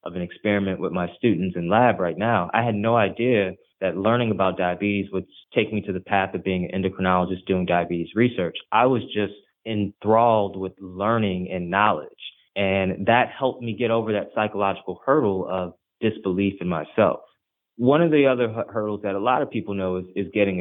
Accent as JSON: {"language": "English", "town": "Ferguson", "region": "Missouri", "country": "United States", "tie": "born or raised there", "first_language": "Haitian Creole", "second_language": "English", "said": "I'm originally from the Ferguson, Missouri area"}